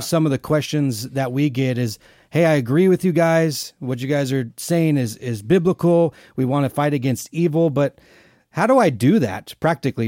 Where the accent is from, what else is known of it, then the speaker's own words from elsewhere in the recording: Arizona, United States; we're both originally from Arizona